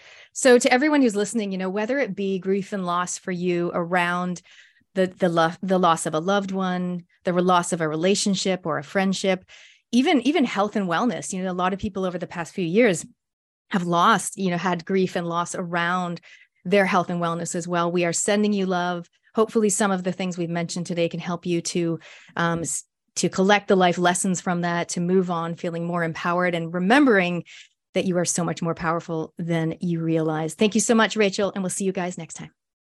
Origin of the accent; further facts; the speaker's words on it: Canada; moved away as an adult; now in New Zealand; I'm a Canadian Kiwi. I've been here since I was 23, which was many, many moons ago.